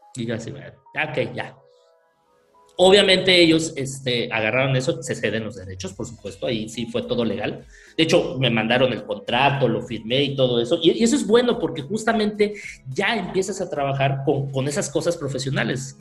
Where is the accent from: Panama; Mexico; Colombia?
Mexico; Mérida, Yucatán; soy de Mérida